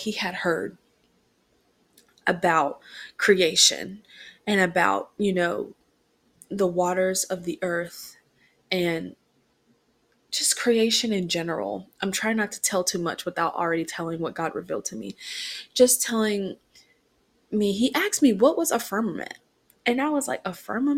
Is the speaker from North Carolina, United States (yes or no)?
yes; Rockingham, North Carolina, United States; moved away; my hometown is Rockingham, North Carolina